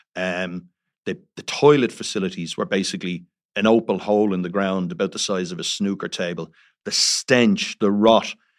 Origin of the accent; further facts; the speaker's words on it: Dublin, Leinster, Ireland; I'm from Dublin